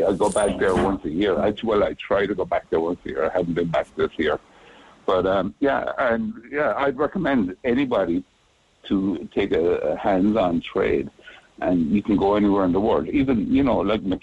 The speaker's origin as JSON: {"language": "English", "town": "Macroom", "region": "Munster", "country": "Ireland", "tie": "born or raised there", "also_born_or_lived": "Boston, United States", "moved": "as an adult", "lives_now": "Honolulu, United States", "said": "I grew up in Cork. I lived there until I was 22."}